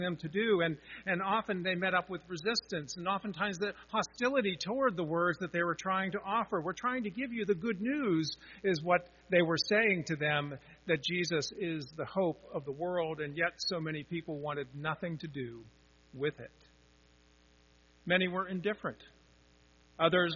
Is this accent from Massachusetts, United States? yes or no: no; Pittsburgh, Pennsylvania, United States; I grew up in Pittsburgh